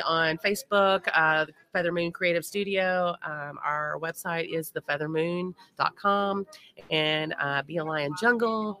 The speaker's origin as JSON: {"language": "English", "town": "Louisville", "region": "Kentucky", "country": "United States", "said": "I am from Louisville."}